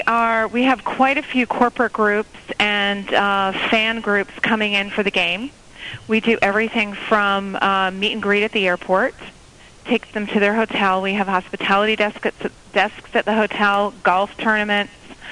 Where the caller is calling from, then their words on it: Phoenix, Arizona, United States; I'm actually here in Phoenix, in Arizona for Super Bowl.